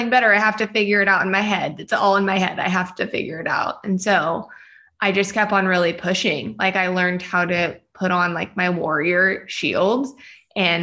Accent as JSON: {"language": "English", "town": "Shingle Springs", "region": "California", "country": "United States", "tie": "born or raised there", "also_born_or_lived": "Bay Area, California", "said": "I grew up in Shingle Springs, California, which is a small little town up in the foothills on your way to Lake Tahoe. I lived there from the time of birth to 15 years old and then moved to the Bay Area"}